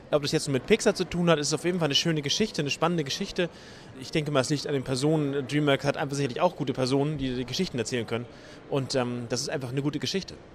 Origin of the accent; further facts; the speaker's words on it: Northern Germany, Germany; als Norddeutscher freut man